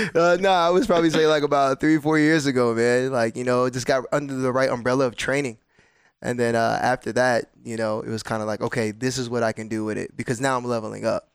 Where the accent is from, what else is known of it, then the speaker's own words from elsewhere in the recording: New Jersey, United States; I'm from New Jersey